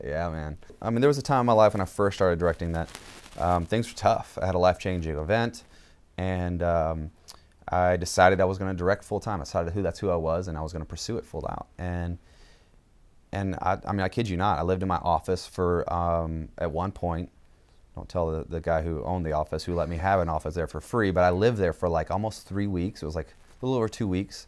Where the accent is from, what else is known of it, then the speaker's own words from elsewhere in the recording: Jessamine County, Kentucky, United States; also born or lived in Georgia; raised mostly in Kentucky